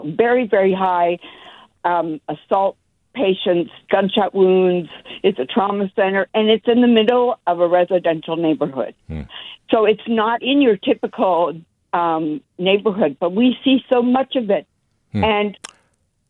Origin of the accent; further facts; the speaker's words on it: Canada; now in Sacramento, United States; I am white Canadian